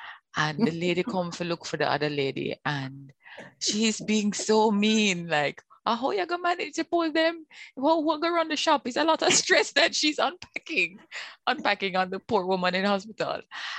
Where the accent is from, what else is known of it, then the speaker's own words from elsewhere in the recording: Jamaica; Some things that we celebrate as being Jamaican, some of our violent way of being, some of our aggressive manner as part of our culture